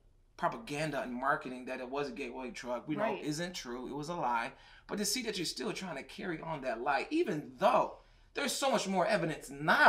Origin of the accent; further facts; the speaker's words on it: Michigan, United States; we're from Michigan